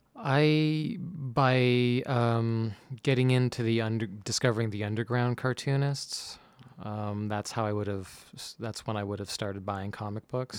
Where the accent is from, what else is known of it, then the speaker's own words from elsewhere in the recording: Mississauga, Ontario, Canada; now in Toronto, Canada; I grew up in Mississauga, so just a little west from here